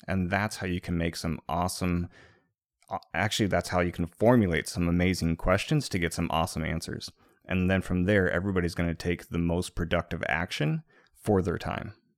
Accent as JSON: {"language": "English", "region": "Midwest", "country": "United States", "tie": "born or raised there", "said": "growing up in the Midwest"}